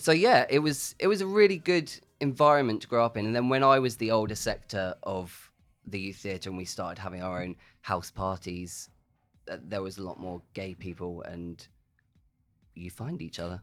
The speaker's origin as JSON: {"language": "English", "town": "Eastleigh", "region": "South East England", "country": "United Kingdom", "also_born_or_lived": "Southampton", "said": "I'm an Eastleigh boy"}